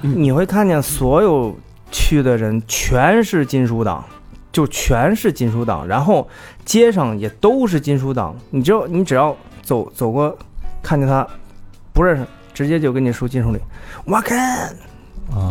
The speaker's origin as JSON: {"language": "Chinese", "country": "China", "said": "我们是来自中国"}